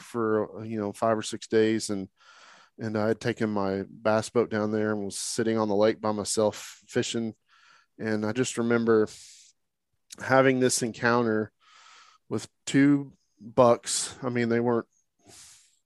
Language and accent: English; Oklahoma, United States; I'm from Oklahoma